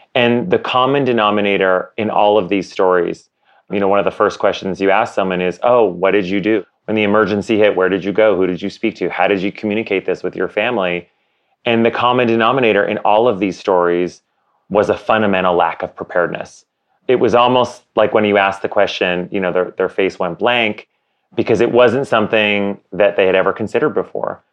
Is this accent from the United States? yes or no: no; Canada; my co-founder and I, Josh, we are both Canadian.